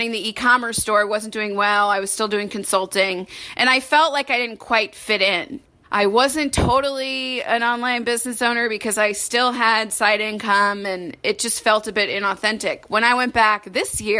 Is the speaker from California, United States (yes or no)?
no; St. Louis, Missouri, United States; also born or lived in Washington, D.C.; now in Chicago, United States; I'm from St. Louis originally, so I'm a Midwesterner at heart